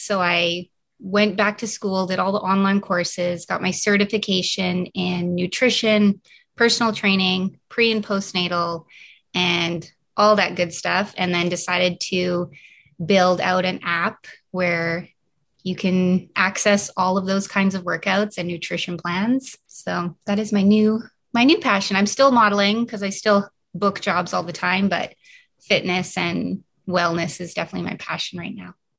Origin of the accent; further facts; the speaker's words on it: Canada; moved away; also born or lived in New York City; I am originally from Canada